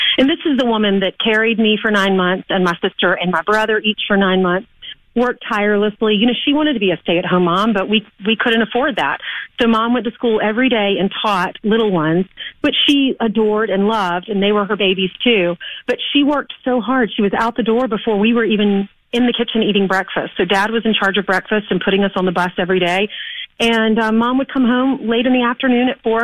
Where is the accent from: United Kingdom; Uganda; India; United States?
United States; South Carolina; also born or lived in Manhattan; now in New York, United States; I grew up in South Carolina